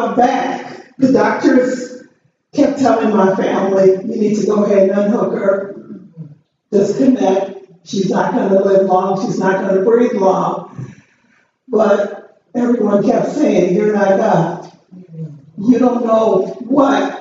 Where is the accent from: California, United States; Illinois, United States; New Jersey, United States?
Illinois, United States; Chicago; also born or lived in the South (US); I was born in the South, but I was raised in Chicago